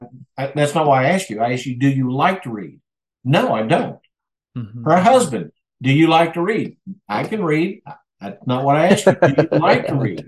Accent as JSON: {"language": "English", "country": "United States", "also_born_or_lived": "Mexico", "said": "here in our own country"}